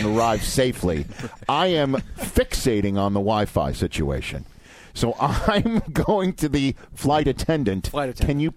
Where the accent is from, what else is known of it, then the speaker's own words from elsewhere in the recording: New York City, New York, United States; I grew up in New York City